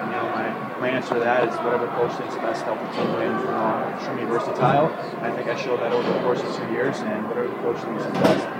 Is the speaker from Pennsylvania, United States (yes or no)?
no; Arizona, United States; growing up in Arizona, that's where I kind of started hockey